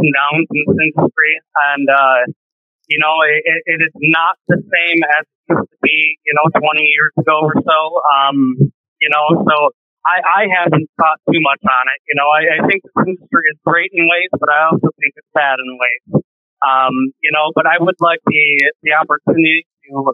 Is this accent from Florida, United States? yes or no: no; Detroit, Michigan, United States; now in Indiana, United States; I grew up in Michigan. I grew up in Metro Detroit area. And now I live down in Indiana